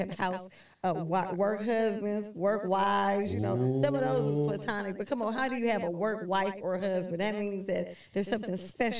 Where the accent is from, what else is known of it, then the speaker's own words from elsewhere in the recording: Los Angeles, California, United States; I'm from Cali.